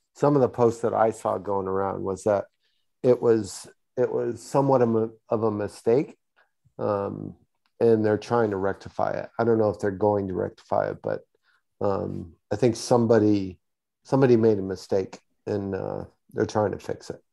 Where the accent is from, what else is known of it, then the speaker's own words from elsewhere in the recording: Houston, Texas, United States; my hometown of Houston